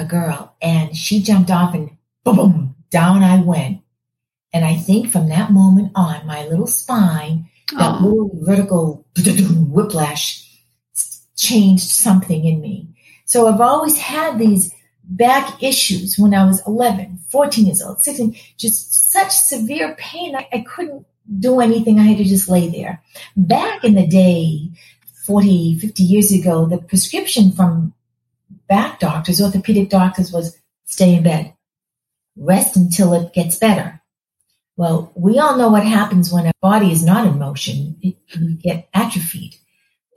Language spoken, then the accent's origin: English; Malden, Massachusetts, United States; accent: Boston; moved away as an adult; now in Florida, United States; I am from a town called Malden, Massachusetts. It's about 20 minutes north of Logan Airport. A lovely town. We all grew up in lovely towns back in the day